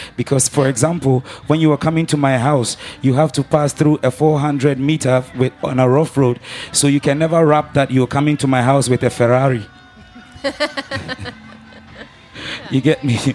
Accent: Ghana; I'm um, from Ghana

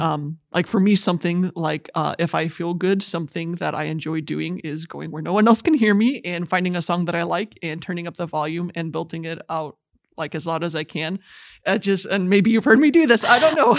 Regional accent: Goshen, Indiana, United States; I hail from Goshen, Indiana. Very nice town to grow up

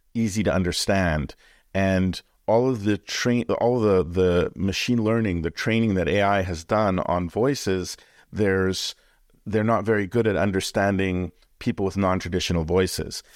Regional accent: Canada; born or raised there

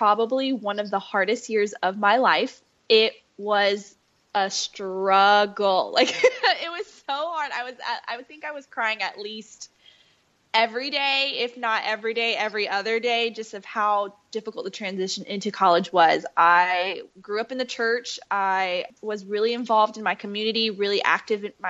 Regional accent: Fayetteville, North Carolina, United States; I grew up in Fayetteville, North Carolina

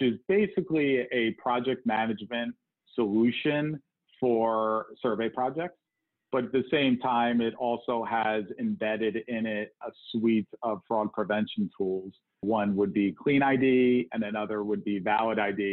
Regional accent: New York metropolitan area, United States; moved away as an adult; also born or lived in New Jersey / Connecticut; now in Cleveland, United States; I grew up in the New York metropolitan area

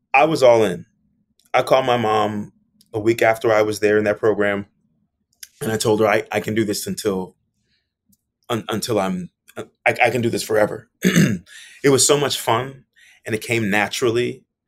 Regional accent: South Florida, United States; moved away as an adult; also born or lived in Miami; now in New York, United States; growing up in South Florida

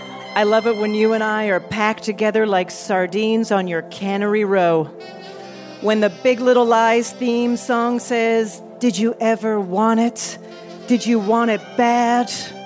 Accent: Canada; I'm Canadian.

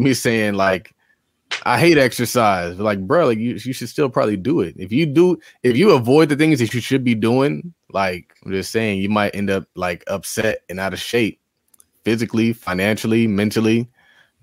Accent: New York City, New York, United States; I'm from Harlem

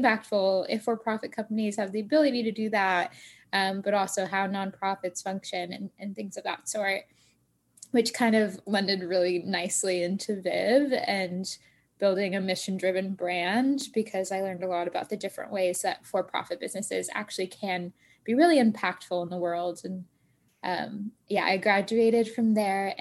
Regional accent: Tampa, Florida, United States; moved away as an adult; now in Boston, United States; I actually grew up in Tampa, Florida

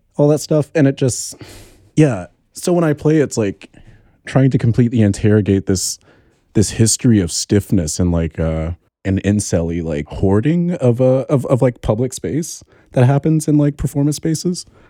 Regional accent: Alabama, United States; moved away as an adult; now in New York, United States; I'm from Alabama, and, like, I grew up in the same neighborhood as Gucci Mane

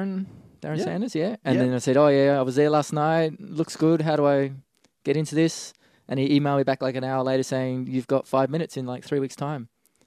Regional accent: Gold Coast, Queensland, Australia; now in Sydney, Australia; I grew up on the Gold Coast in Queensland.

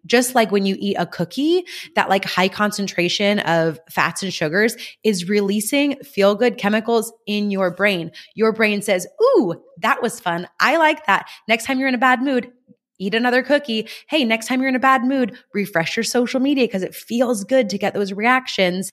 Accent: California, United States; moved away as an adult; also born or lived in Kentucky; I'm from California and I was very homesick

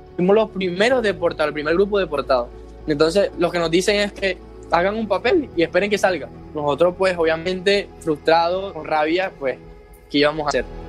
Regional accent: Maracay, Zulia, Venezuela; moved away as an adult; soy de Maracay, Venezuela, Estado Zulia.

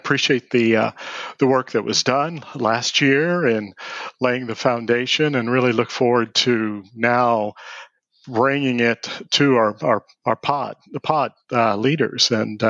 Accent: Evansville, Indiana, United States; also born or lived in New York City / Los Angeles; I'm actually from Evansville, Indiana. I'm from Indiana, although we have lived from New York City to Los Angeles and a number of places in between.

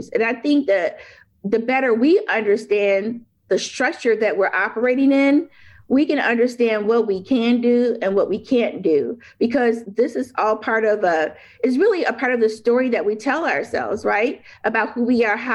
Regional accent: Detroit, Michigan, United States; also born or lived in Chicago / Memphis area; I was born in Chicago, started school in post uprising Detroit, and then went to um, a small town outside of Memphis. So I spent a lot of time on the road growing up and in my career.

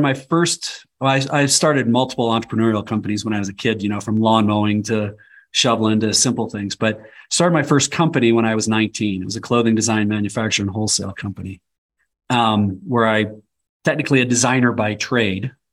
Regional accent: Nebraska, United States; also born or lived in Colorado; I was born and raised in Nebraska, and we live half-time in Nebraska now and half-time in the high country of Colorado

